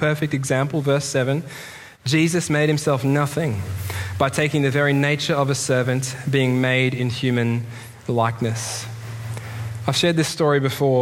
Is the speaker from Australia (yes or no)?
yes; Australia; moved away; As an Australian in the Commonwealth